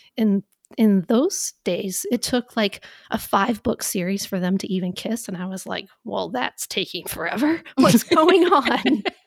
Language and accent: English; Valdez, Alaska, United States; now in North Carolina, United States; I am originally from Valdez, Alaska